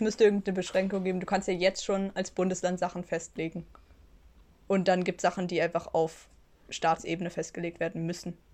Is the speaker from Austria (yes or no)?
no; Switzerland; bin ich sehr gerne in der Schweiz aufgewachsen